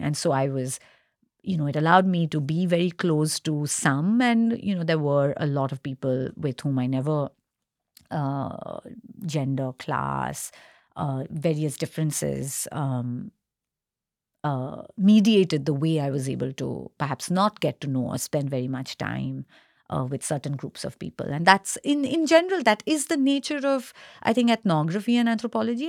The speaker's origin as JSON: {"language": "English", "town": "Kolkata", "region": "West Bengal", "country": "India", "moved": "yes", "lives_now": "Singapore", "said": "I'm from Kolkata, uh, and in quotes, Indian, Indian Bengali"}